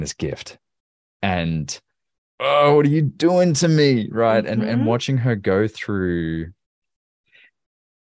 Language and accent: English; Australia; now in Tennessee, United States; where I grew up in Australia